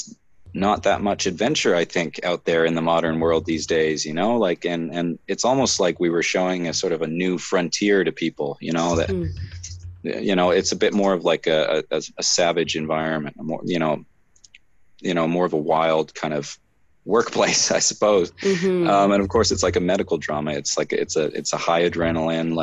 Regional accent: Canada; even being a Canadian

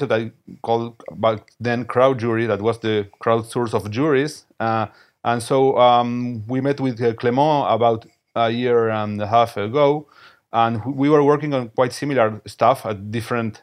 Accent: Buenos Aires, Argentina; I am from Buenos Aires, Argentina

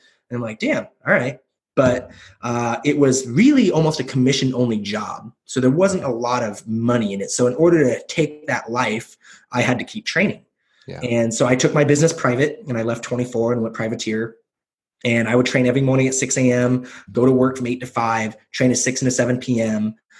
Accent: Pacific Northwest, United States; And I'm from the Northwest. I've always wanted to move away from the Northwest.

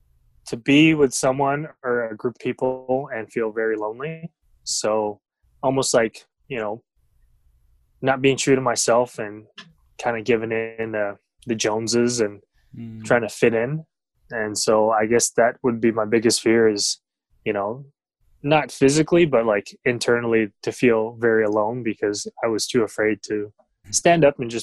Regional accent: Vancouver, British Columbia, Canada; also born or lived in Philippines; So I was born in Vancouver, but I grew up in the Philippines, probably about until I was like 5 or 6, and then came back here into Canada.

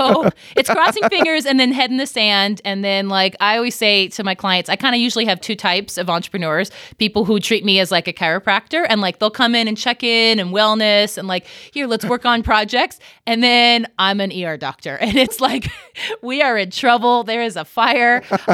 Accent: Coeur d'Alene, Idaho, United States; also born or lived in Provo, United States; I'm actually from Coeur d'Alene. Yeah, I went to high school there.

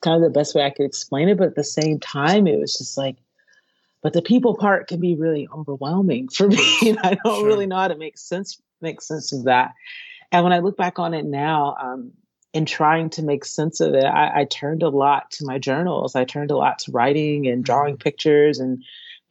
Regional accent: Stone Mountain, Georgia, United States; also born or lived in Long Beach, California; now in California, United States; I was born in California, Long Beach, California, but then my family moved to Atlanta, Georgia. Well, it's a town outside of Atlanta, Georgia. To start a church when I was a really little kid. And so I grew up as a homeschooled preacher's kid in Stone Mountain, Georgia.

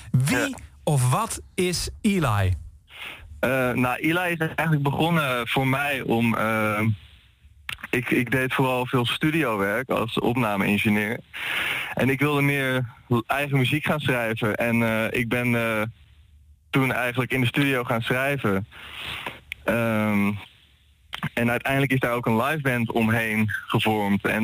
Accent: Haarlem, North Holland, Netherlands; We komen uit Haarlem en we hebben nu vooral ook in Haarlem gespeeld.

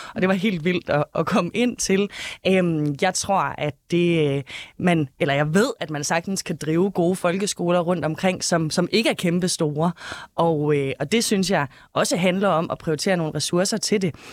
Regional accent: Denmark; i Gammelry, hvor jeg er fra

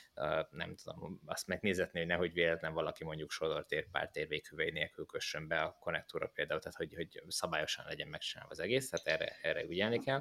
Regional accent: Hódmezővásárhely, Csongrád-Csanád, Hungary; moved away; a Kódmezővásárhelyen, ahol én fölnőttem

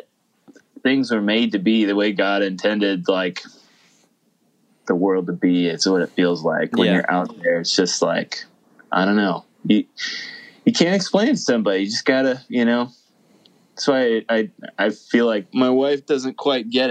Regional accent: Indiana, United States; moved away as an adult; now in Wisconsin, United States; I grew up in Indiana and lived in the country

